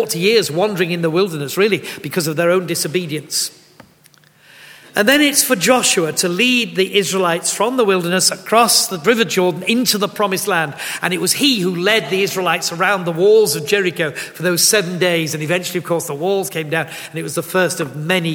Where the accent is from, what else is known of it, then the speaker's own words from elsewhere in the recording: Yorkshire and the Humber, United Kingdom; as bluntly as a Yorkshireman can